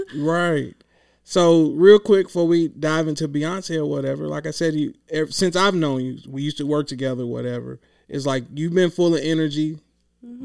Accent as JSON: {"language": "English", "town": "Clinton", "region": "Kentucky", "country": "United States", "moved": "yes", "lives_now": "Louisville, United States", "said": "I'm from a small town. It's the town is called Clinton, but it's in Hickman County."}